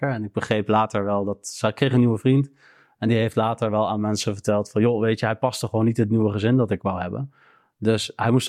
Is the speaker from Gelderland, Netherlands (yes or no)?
yes; Arnhem, Gelderland, Netherlands; nou, ik ben hier geboren, ik ben opgegroeid in Arnhem.